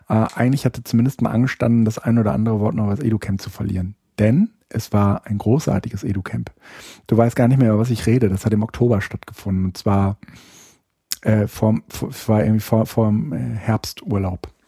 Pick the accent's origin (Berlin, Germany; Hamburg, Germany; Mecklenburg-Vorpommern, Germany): Berlin, Germany; Ich Ach, bin ja, Berliner.